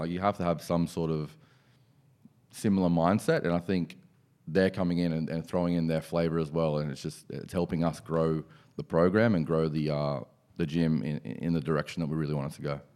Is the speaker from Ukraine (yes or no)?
no; Penrith, New South Wales, Australia; also born or lived in Hills District, Sydney; I was, um, born and bred in Penrith